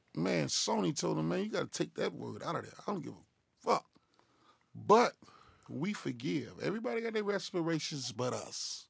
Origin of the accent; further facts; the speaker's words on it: Chicago, Illinois, United States; It's sixty-five twenty Southwood, man. Chicago, Illinois. West Inglewood, man. The, the, the greatest school ever lived.